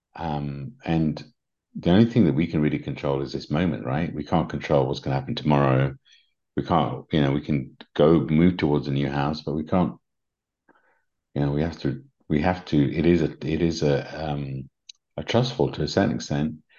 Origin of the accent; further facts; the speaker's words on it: England, United Kingdom; accent: English; my English accent